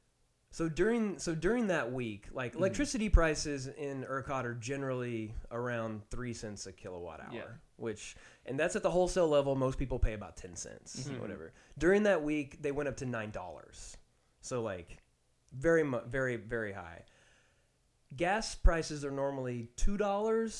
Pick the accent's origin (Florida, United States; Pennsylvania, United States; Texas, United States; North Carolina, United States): Texas, United States; Nacogdoches; I'm from East Texas. I'm from Nacogdoches.